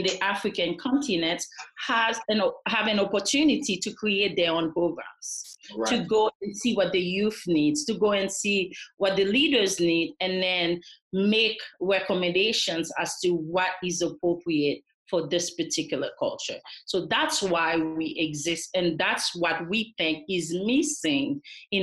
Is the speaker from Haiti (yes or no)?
yes; Haiti; moved away; I am originally from Haiti, but I have been here since the 1980s.